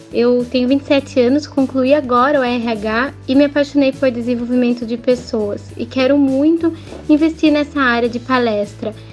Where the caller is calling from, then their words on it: Sorocaba, São Paulo, Brazil; sou aqui de Sorocaba, São Paulo